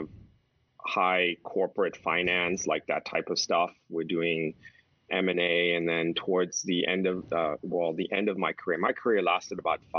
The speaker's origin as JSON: {"language": "English", "town": "Houston", "region": "Texas", "country": "United States", "tie": "born or raised there", "also_born_or_lived": "New York", "moved": "as an adult", "lives_now": "California, United States", "said": "I grew up in Texas"}